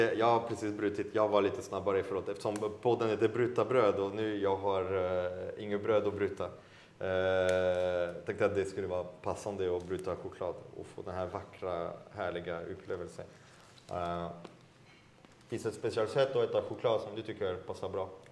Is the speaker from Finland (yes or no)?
no; France; now in Sweden; Som fransman